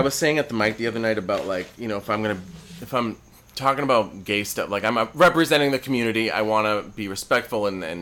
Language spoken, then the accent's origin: English; Massachusetts, United States; now in California, United States; I'm from the East Coast, Massachusetts